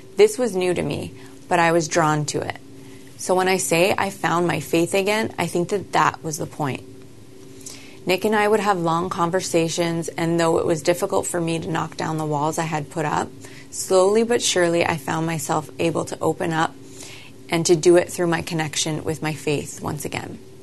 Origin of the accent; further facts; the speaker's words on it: Canada; I grew up in Canada as part of a very small family